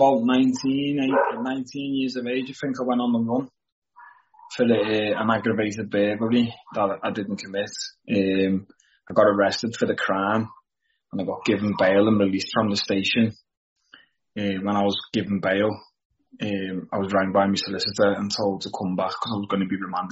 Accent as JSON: {"language": "English", "town": "Liverpool", "region": "North West England", "country": "United Kingdom", "tie": "born or raised there", "said": "I was from Toxteth."}